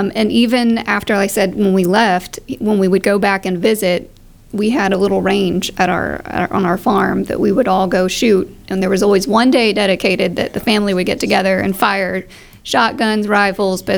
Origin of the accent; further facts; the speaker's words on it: Port Aransas, Texas, United States; also born or lived in Oklahoma; I was born in Oklahoma and raised for a while on a farm there, and hunting, you know, is what we did to kill our food, and farming. And after there, we moved to Port Aransas. Mm-hmm. I guess I was 6 years old when we moved to Port Aransas